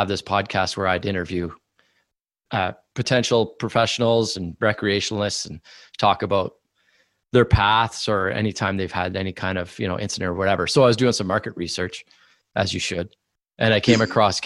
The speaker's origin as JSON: {"language": "English", "region": "Northern Ontario", "country": "Canada", "said": "we're both from Northern Ontario. We both skied freestyle in Northern Ontario"}